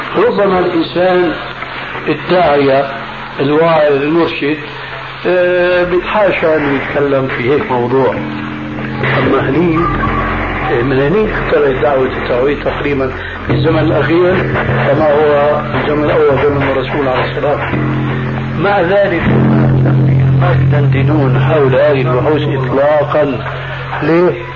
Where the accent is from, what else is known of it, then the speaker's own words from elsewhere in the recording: Syria; ونحن عندنا في الشام